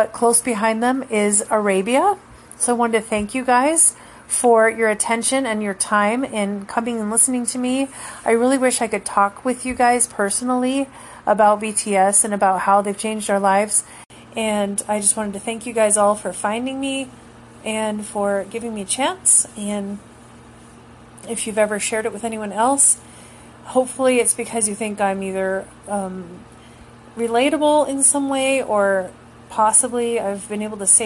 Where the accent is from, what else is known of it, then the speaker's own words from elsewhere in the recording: United States; as an American in the U.S., being raised here in the North American continent my whole life